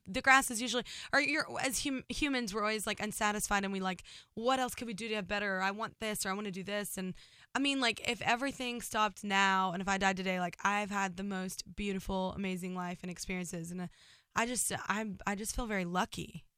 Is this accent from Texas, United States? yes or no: yes; Burleson, Texas, United States